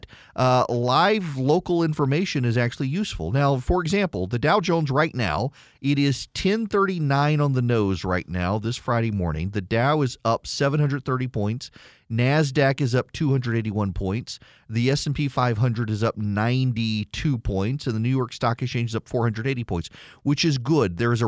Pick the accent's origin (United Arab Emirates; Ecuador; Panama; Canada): United Arab Emirates; Dubai; I grew up in Dubai in the 1980s, and of course, it was the American military that kept us safe during the Iran-Iraq War.